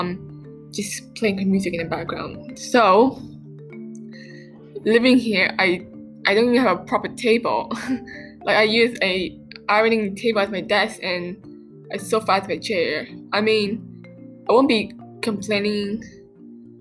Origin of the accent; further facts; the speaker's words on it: Vietnam; now in Canada; I've been back to my hometown country. So it's nice to be back home in Vietnam